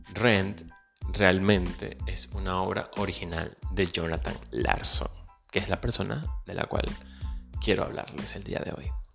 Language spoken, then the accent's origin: Spanish; Venezuela; moved away; Soy venezolano, emigrante